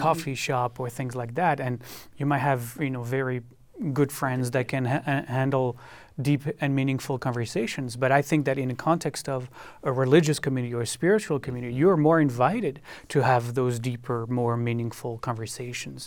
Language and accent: English; France; also born or lived in Israel; now in United States; I lived in France, where I was born and grew up